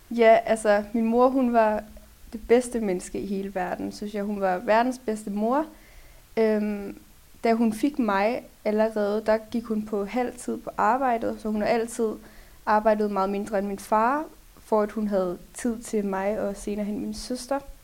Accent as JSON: {"language": "Danish", "town": "Lyngby", "region": "Capital Region of Denmark", "country": "Denmark", "said": "Jeg kommer fra Lyngby"}